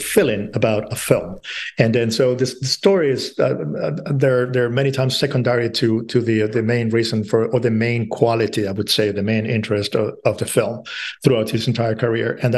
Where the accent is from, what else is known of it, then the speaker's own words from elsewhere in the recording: Madrid, Community of Madrid, Spain; I grew up in Madrid